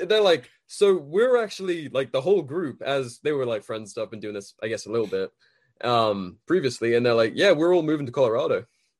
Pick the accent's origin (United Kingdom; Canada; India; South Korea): United Kingdom; Well, yeah, I literally, as a Brit, and I was, you know, a military kid